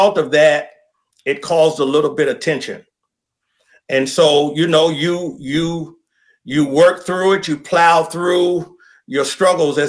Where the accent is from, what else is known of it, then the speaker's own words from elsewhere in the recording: Louisa County, Virginia, United States; also born or lived in Richmond, Virginia; now in Gainesville, United States; I was born in Louisa County, which is about an hour and 15 minutes south of Gainesville, Virginia. And I grew up there